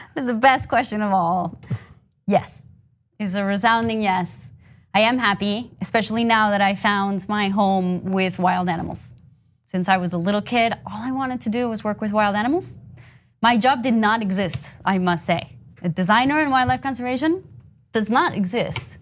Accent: Bogotá, Colombia; moved away as an adult; I grew up in Colombia.

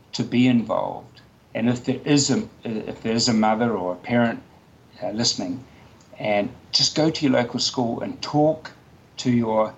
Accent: Nelson, New Zealand; Nelson, my hometown

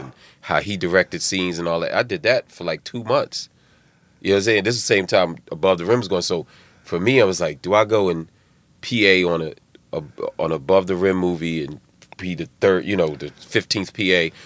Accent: Philadelphia, Pennsylvania, United States; moved away; I'm from West Philly.

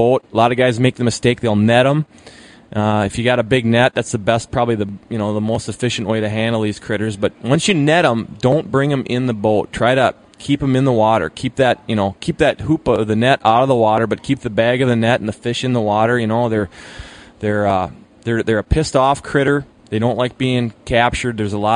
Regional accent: Hayward, Wisconsin, United States; Where I'm coming from, Muskie, we're the home of, you know, home of world record Muskie. So on the water tower in Hayward

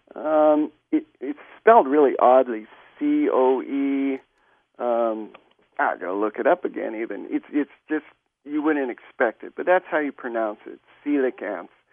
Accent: Hawaii, United States; I grew up in Hawaii

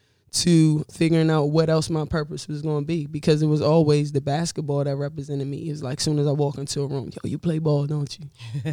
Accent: Largo, Maryland, United States; I was born and raised in Maryland, right outside of D.C., PG County, Largo. Is where I grew up, Kettering. You know, if you're from there, you'll know that. Yeah, I'm very proud to be from Maryland. I love just the richness of the African-American community and the culture.

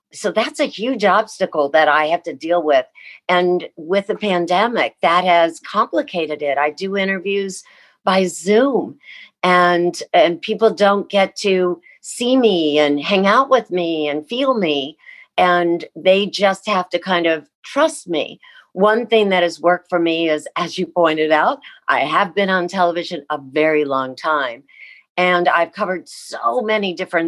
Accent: Midwest, United States; even though I grew up in the Midwest.

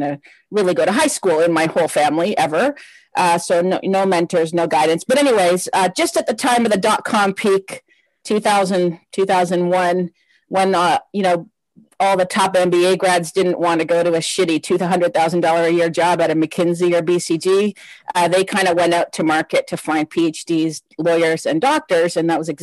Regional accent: Windsor, Ontario, Canada; moved away as an adult; also born or lived in Lebanon / Australia / Netherlands; now in Toronto, Canada; So, I grew up in Windsor, Ontario, right across from Detroit.

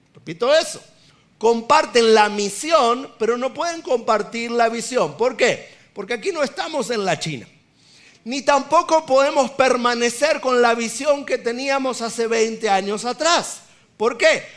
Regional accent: Argentina; somos argentinos

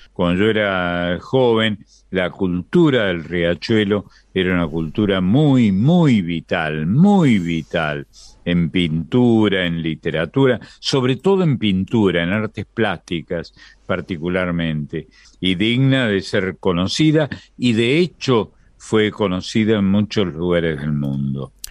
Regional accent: Córdoba, Argentina; moved away as an adult; yo vivía en Córdoba, que es de donde, de donde soy, donde estuve hasta pasado los, largamente los 20 años de mi edad

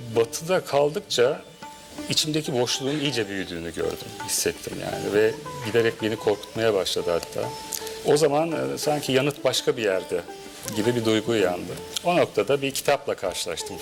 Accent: Yenice, Çanakkale, Turkey; moved away; Ben 2 yaşındayken, ablam da 6 yaşındaydı. Yenice'ye taşındık.

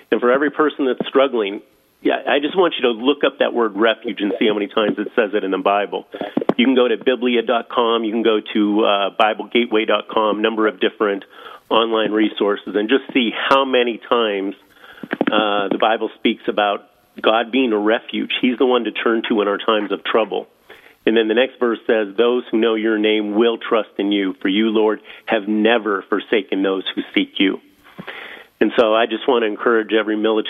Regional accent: Erie, Pennsylvania, United States; moved away as an adult; I grew up in Erie

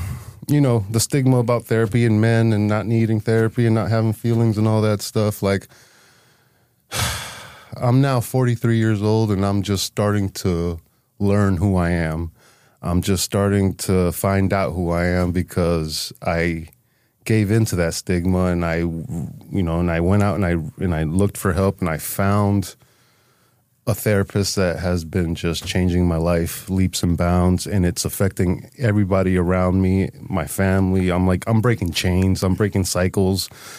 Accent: Holyoke, Massachusetts, United States; born there; So I was born in Holyoke. But early age, from like baby to about 10 years old, we were moving a lot.

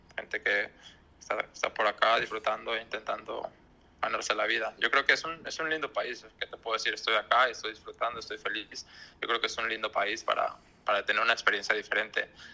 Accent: Culiacán, Sinaloa, Mexico; moved away; also born or lived in Europe; desde que salí de México, de Culiacán

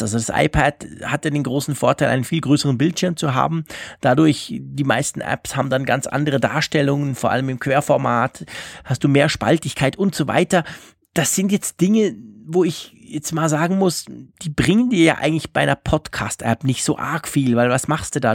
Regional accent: Switzerland; bei uns in der Schweiz

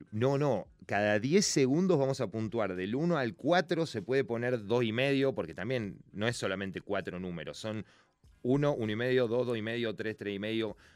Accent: Argentina; El fútbol sí nos encanta como argentinos

